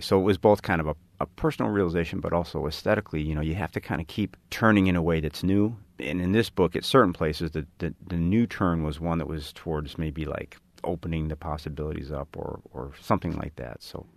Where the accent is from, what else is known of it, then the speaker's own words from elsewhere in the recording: Chicago, Illinois, United States; I grew up in Chicago, didn't know any other writers.